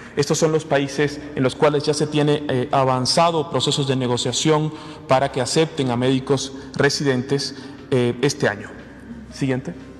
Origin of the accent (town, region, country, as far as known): Mexico